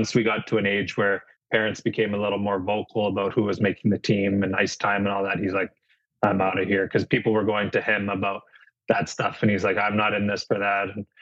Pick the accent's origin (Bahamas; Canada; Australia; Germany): Canada; St. Catharines, Ontario; moved away as an adult; growing up in St. Catharines playing hockey was unbelievable